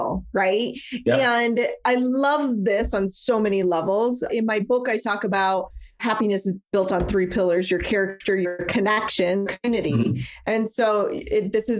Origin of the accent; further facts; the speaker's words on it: Nebraska, United States; now in Florida, United States; I grew up in Nebraska, so little Midwest girl.